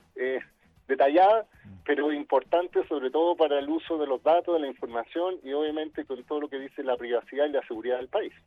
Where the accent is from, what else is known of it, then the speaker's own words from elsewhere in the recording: Chile; como chilenos